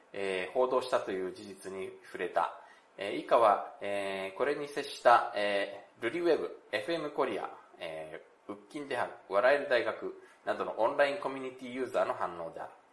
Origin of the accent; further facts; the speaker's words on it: Japan; also born or lived in South Korea; 日本生まれ、韓国在住経験あり、仕事でたまに行き来している日本人